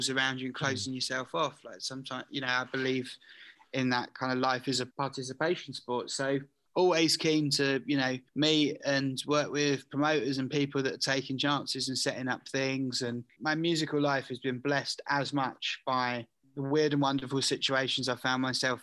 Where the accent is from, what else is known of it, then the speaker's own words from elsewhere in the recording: Southend-on-Sea, East of England, United Kingdom; was born into a working class household as a British Asian in Southend.